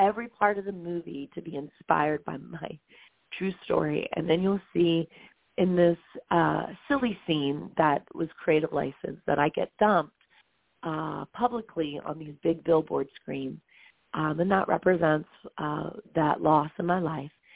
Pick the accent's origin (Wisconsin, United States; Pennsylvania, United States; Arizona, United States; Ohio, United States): Pennsylvania, United States; Bethlehem; I was born in Bethlehem, Pennsylvania